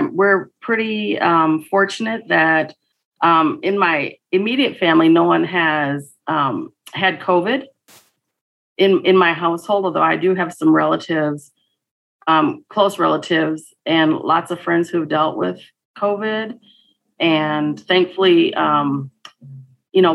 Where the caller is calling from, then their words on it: Minneapolis, Minnesota, United States; I am joining you from Minneapolis, Minnesota.